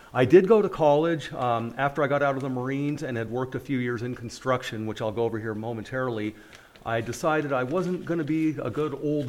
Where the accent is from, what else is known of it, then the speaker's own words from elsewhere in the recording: Napa, California, United States; moved away as an adult; now in Bend, United States; I was born and raised in Napa Valley, the wine region.